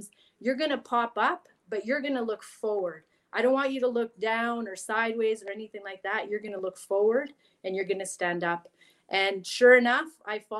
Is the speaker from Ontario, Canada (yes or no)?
no; Vancouver Island, British Columbia, Canada; English is a second language; also born or lived in Chile; I grew up on Vancouver Island